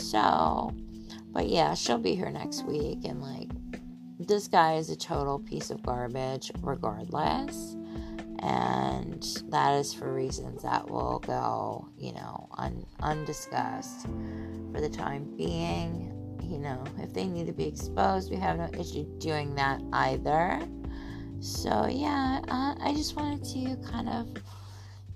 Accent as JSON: {"language": "English", "town": "Philadelphia", "region": "Pennsylvania", "country": "United States", "said": "as a Philadelphian"}